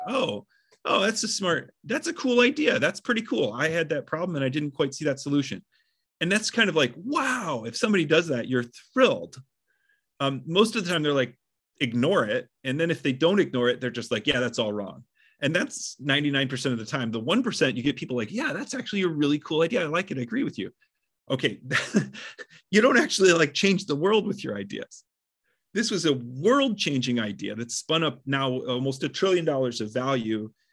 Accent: Midwest, United States; I grew up in the Midwest

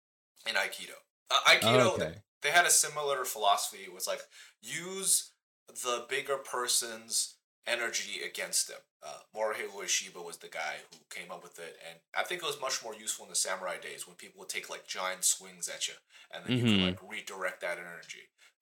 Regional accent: China; born there; moved away; also born or lived in New Zealand / Australia; I lived in New Zealand for a bit. I lived in Australia for a bit. I was born in China, then eventually I made my way here.

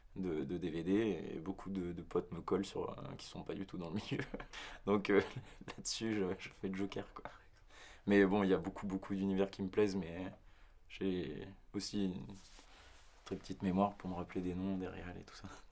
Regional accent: Var, Provence-Alpes-Côte d'Azur, France; moved away as an adult; now in Paris, France; de là où je viens, euh, je suis originaire du Var, vrai hein, Guignan

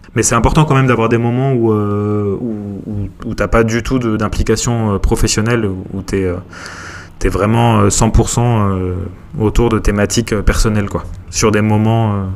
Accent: Montpellier, Occitania, France; moved away as an adult; also born or lived in Paris; now in Montpellier, France; je suis originaire de Montpellier

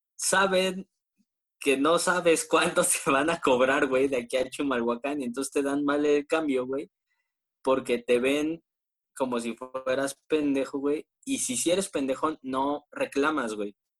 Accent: State of Mexico, Mexico; Yo no soy chilango, güey, yo soy del Estado de México, güey, soy foráneo

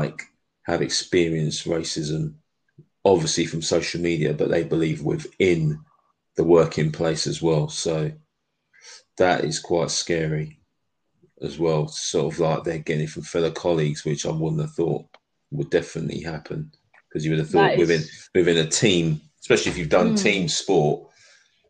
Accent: London, United Kingdom; I'm from London

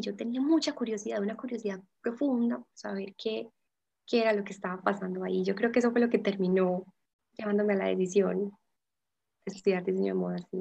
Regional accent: Envigado, Antioquia, Colombia; toda la vida envigado

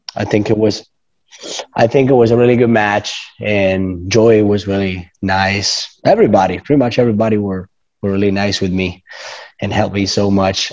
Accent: Rome, Lazio, Italy; English is a second language; I come from Rome, Italy, born and raised

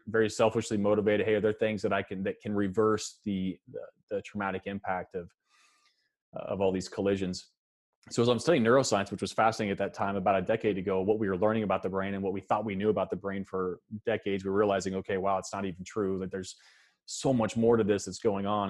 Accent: Kansas, United States; moved, moved to Kansas when I was about four years old and, uh, and, yeah, spent the rest of my time here in the state of Kansas

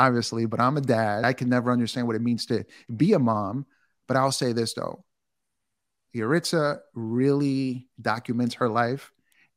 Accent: New York City, New York, United States; I'm from New York. I'm from Queens

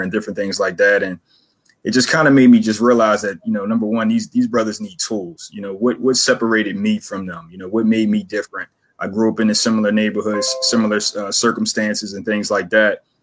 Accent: Philadelphia, Pennsylvania, United States; I'm born and raised in Philadelphia. Uh, grew up in Logan, Logan section of Philly

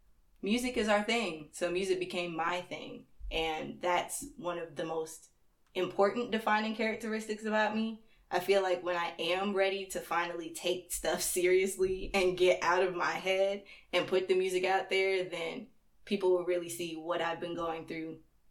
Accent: North Carolina, United States; born there; also born or lived in Stone Mountain; now in Athens, United States; I was born in North Carolina and then I traveled all the way here, had a couple of different stops along the way, and that was real fun. And I've been chilling in Stone Mountain until I got up here to Athens

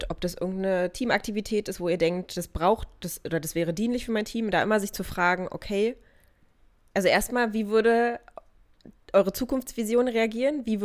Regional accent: Germany; bei uns in Deutschland

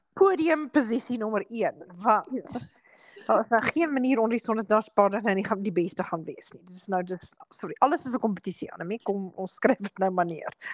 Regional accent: South Africa; moved away; ons het in Suid-Afrika groot geword

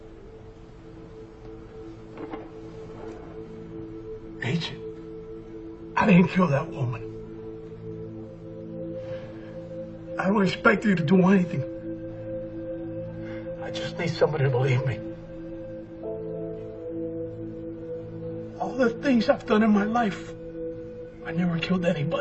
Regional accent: Miami, Florida, United States; moved away as an adult; now in Los Angeles, United States; I was born and raised in Miami. I moved out here to L.A., 19 years ago now

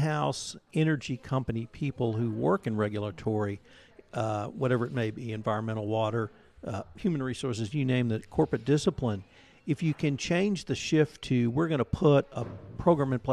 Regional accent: Bryan, Texas, United States; also born or lived in Houston, Texas; now in Kerrville, United States; although I was born in Houston, I grew up in Bryan, Texas.

